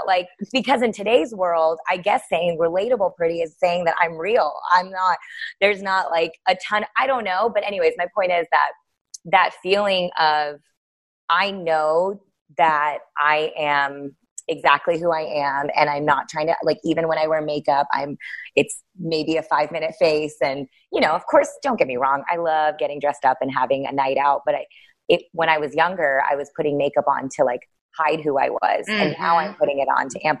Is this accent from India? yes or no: yes; India; So I was like, oh, well, she's Armenian and I'm Indian, and that's the closest I'm going to get.